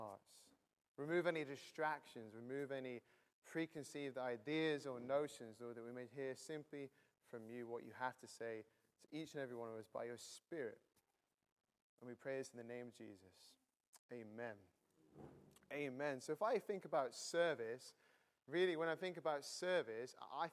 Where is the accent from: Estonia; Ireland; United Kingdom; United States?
United Kingdom; near Manchester, North West England; now in Cambridge, United Kingdom; I'm from Cambridge, not originally, originally from the north of England near Manchester. I've been in Cambridge for 9 years